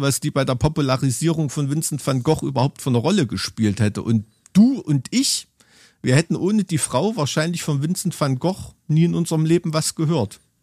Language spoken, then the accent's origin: German; Germany; sind wir als Deutsche